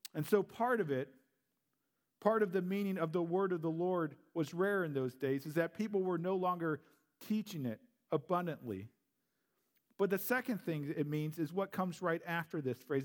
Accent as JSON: {"language": "English", "region": "Missouri", "country": "United States", "also_born_or_lived": "St. Louis", "moved": "as an adult", "lives_now": "Green Bay, United States", "said": "I am a Southern Belle. I'm from Missouri, or Misery"}